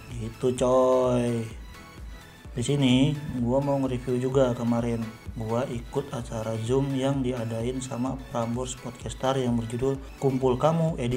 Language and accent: Indonesian; Bekasi, West Java, Indonesia; iya ya kan gue orang Bekasi jadi ya sebenarnya gue orang yang rame kalau ngobrol kalau bercanda-canda